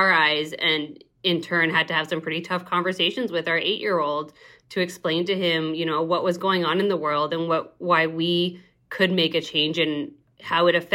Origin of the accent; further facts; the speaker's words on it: Canada; now in Arizona, United States; I am originally from Canada, but have been living in Arizona since 2007